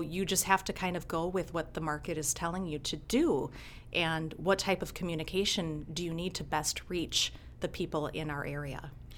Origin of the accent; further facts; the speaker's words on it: Blaine, Minnesota, United States; also born or lived in St. Cloud, Minnesota; now in Rochester, United States; I was born in St. Cloud, okay. Minnesota, and uh, we moved to Blaine, Minnesota, just south of St. Cloud in I think '87. Okay. And I graduated from Blaine High School